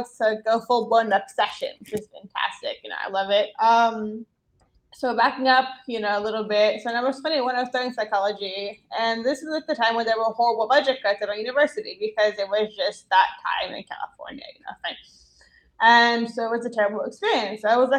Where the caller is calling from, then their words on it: Montpellier, Occitania, France; I'm calling from France. I live in the south. I'm Montpellier. It's called. It's a funny little sort of college/beach town. Really fun place to live.